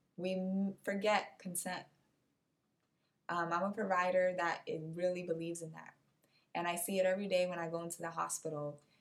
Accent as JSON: {"language": "English", "country": "Cape Verde", "moved": "yes", "lives_now": "United States", "said": "my home country, which is Cape Verde"}